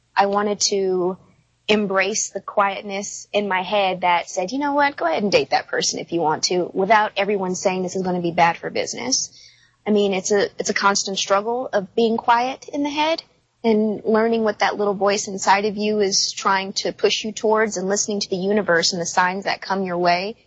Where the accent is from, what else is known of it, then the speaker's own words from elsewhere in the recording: United States; also born or lived in Louisiana (roots); I'm an American.